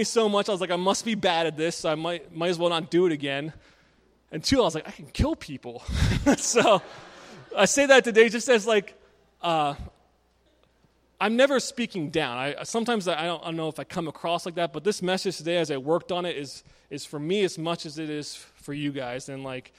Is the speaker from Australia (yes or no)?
no; Maryland, United States; moved away as an adult; now in Scranton, United States; I grew up in Maryland with Jared